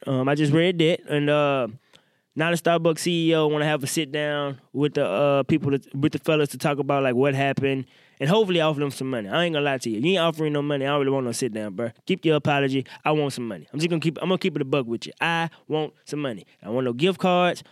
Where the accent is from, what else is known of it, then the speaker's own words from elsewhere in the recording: Mississippi, United States; I grew up in Mississippi